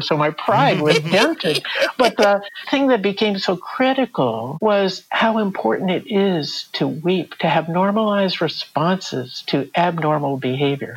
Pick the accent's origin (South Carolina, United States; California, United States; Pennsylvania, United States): California, United States; Southern; I grew up in Southern California